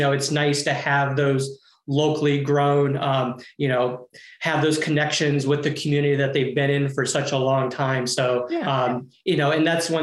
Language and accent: English; Mesa, Arizona, United States; moved away as an adult; also born or lived in New York; now in Phoenix, United States; Arizona native, born and raised in Mesa